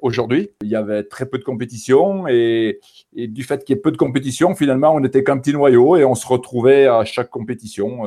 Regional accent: Saint-Étienne region, Auvergne-Rhône-Alpes, France; par mon accent, euh, les gens vont s'en rendre compte euh, d'eux-mêmes. Donc, je viens de la région euh, stéphanoise

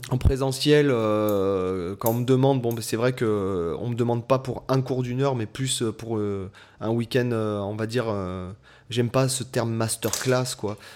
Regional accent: Toulon, Provence-Alpes-Côte d'Azur, France; à la base, je suis de Toulon

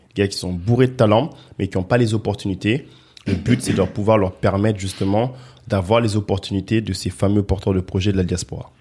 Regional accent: France; also born or lived in Guinea; moi je suis né en Guinée, je suis venu en France, j'ai grandi ici.

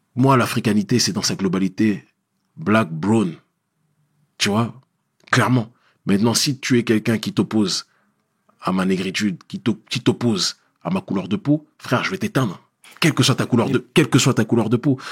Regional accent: France; je suis né euh, en France, j'ai vécu trois quarts de ma vie en France

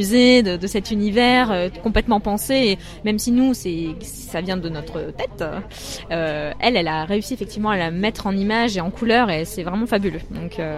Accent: Metz, Grand Est, France; also born or lived in Paris / China; je suis née à Paris mais euh, j'ai habité à Metz pendant très longtemps et j'ai été expatriée euh, enfin, avec ma, famille en Chine pendant 4 ans.

